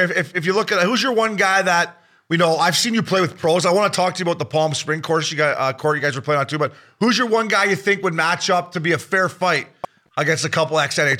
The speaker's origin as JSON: {"language": "English", "country": "Canada", "tie": "born or raised there", "said": "the golf course where I grew up in Canada"}